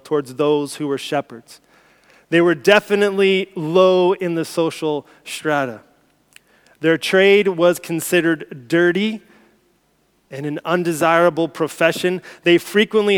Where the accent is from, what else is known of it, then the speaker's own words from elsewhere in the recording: United States; moved away; as an American, as an outsider